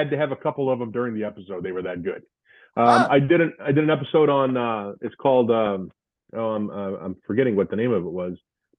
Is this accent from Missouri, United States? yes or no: yes; St. Louis, Missouri, United States; moved away as an adult; also born or lived in Wisconsin; now in Orlando, United States; my growing up in St. Louis